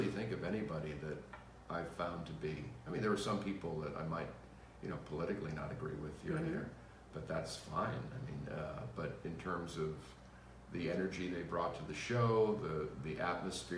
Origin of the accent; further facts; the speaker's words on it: Haverhill, Massachusetts, United States; I was in the house I grew up in Haverhill, Massachusetts